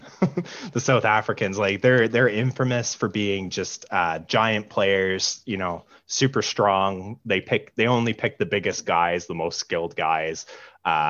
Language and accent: English; Ottawa, Ontario, Canada; growing up in Ottawa, which is not a huge place